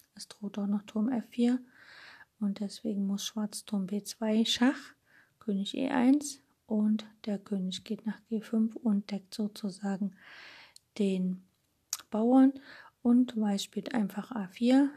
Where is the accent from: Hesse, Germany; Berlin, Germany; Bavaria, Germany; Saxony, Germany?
Saxony, Germany; Dresden; als Dresdner